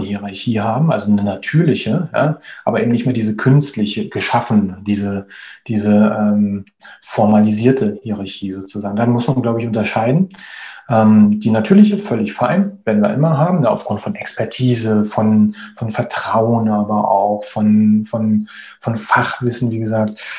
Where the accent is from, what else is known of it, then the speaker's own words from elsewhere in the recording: Berlin, Germany; moved away as an adult; now in Spain; ich bin 38 Jahre alt, ich äh, bin gebürtiger Berliner, lebe mittlerweile aber in, in Spanien